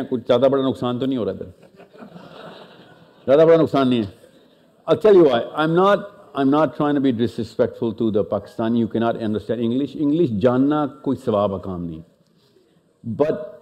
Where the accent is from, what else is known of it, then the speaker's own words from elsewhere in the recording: Australia; Even though I was born and raised in Australia